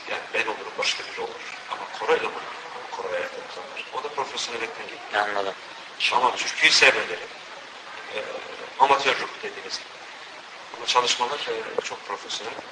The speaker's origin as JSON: {"language": "Turkish", "town": "Kayseri", "region": "Kayseri Province", "country": "Turkey", "moved": "yes", "lives_now": "Rotterdam, Netherlands", "said": "Ee, Rotterdam'da Türkçe öğretmenini yapıyorum. Kayserliyim. 20 yıldır buradayım."}